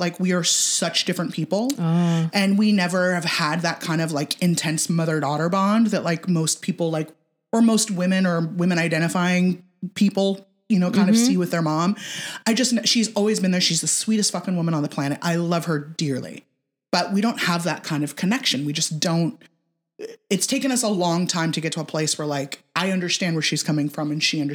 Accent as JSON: {"language": "English", "region": "California", "country": "United States", "tie": "born or raised there", "moved": "yes", "said": "born and raised in California"}